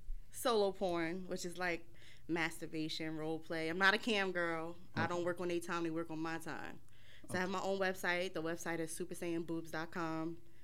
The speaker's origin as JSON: {"language": "English", "region": "New Jersey", "country": "United States", "said": "I'm from Jersey, and I'm happy to be here."}